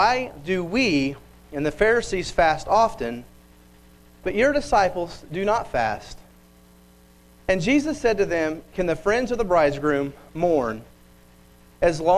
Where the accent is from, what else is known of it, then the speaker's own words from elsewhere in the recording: Bixby, Oklahoma, United States; I grew up in Bixby. I still live there